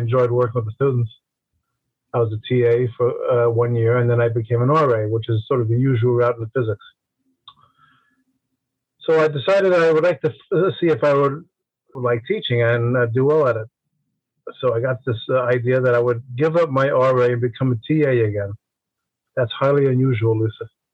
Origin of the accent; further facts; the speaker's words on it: New York City, New York, United States; I grew up in Brooklyn, New York, which of course is part of New York City